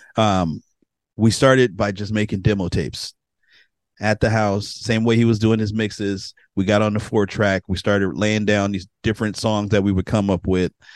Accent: San Francisco, California, United States; now in Sacramento, United States; I'm from San Francisco originally. I was born, um, in San Francisco, grew up in Bayview

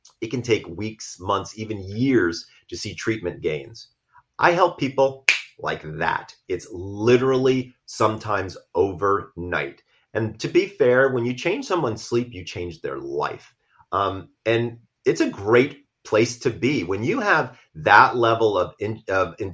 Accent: Sandy Springs, Georgia, United States; I'm from Sandy Springs, Georgia. I'm from the South

